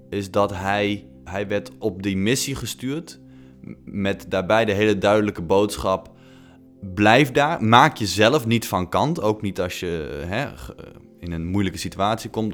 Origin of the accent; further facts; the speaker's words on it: Netherlands; als millennials uit Nederland